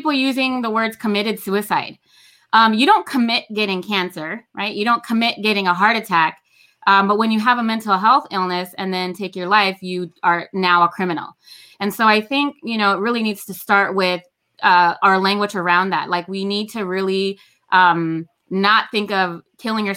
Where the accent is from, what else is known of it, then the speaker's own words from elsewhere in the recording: Los Angeles, California, United States; I grew up in Los Angeles as a foster kid